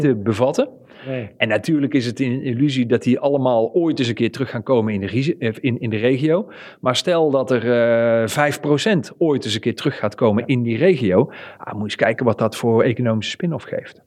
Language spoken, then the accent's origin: Dutch; Netherlands; Wij als Nederlanders